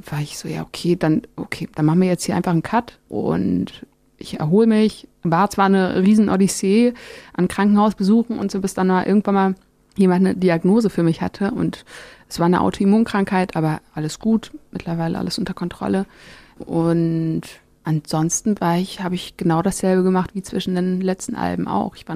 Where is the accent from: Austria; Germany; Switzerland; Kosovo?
Germany; born there; Auch wenn meine Wurzeln irgendwie in Marokko liegen, bin ich ja in Deutschland geboren